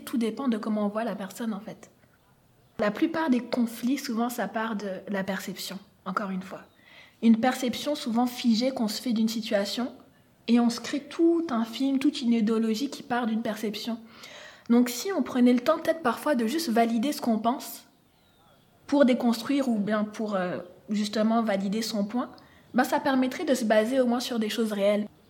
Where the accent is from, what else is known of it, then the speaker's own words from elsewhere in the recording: France; moved away as an adult; also born or lived in Niger / Sherbrooke, Canada; now in Montreal, Canada; je suis née au Niger, en Afrique, mais j'ai grandi en France